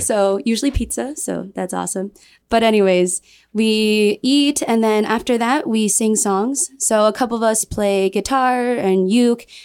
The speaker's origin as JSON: {"language": "English", "region": "Michigan", "country": "United States", "moved": "yes", "lives_now": "Guam", "said": "I'm from Michigan"}